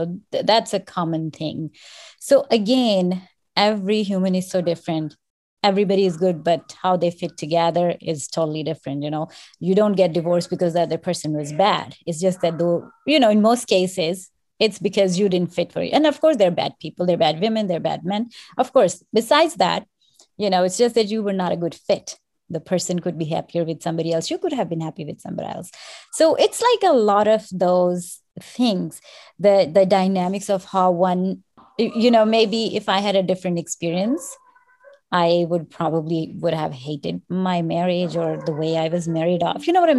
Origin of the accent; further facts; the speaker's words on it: Pakistan; moved away; 24 years ago, when I came from Pakistan, things were so different. I just went back again and I spent 10 days there.